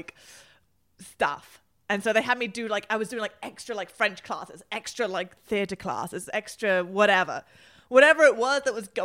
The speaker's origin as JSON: {"language": "English", "region": "London", "country": "United Kingdom", "tie": "born or raised there", "also_born_or_lived": "Washington, D.C.", "moved": "yes", "said": "I grew up in Highgate, North London, which is probably 30 minutes from Oxford Street"}